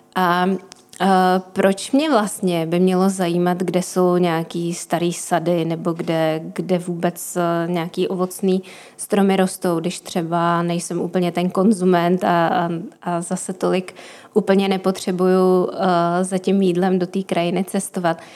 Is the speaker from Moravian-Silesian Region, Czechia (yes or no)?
no; Prague, Czechia; jsem z Prahy